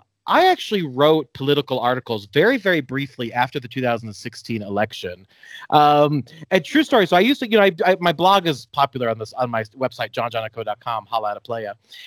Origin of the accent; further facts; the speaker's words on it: United States; I mean, just a really interesting and new place to be as an American.